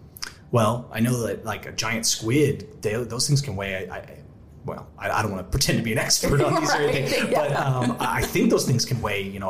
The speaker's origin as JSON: {"language": "English", "area": "Lake Eufaula", "region": "Oklahoma", "country": "United States", "tie": "born or raised there", "said": "I grew up on Lake Eufaula"}